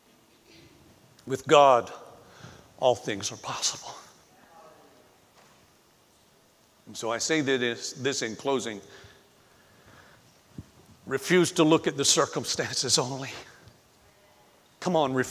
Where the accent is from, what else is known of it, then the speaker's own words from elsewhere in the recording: Florida, United States; moved away; growing up in Florida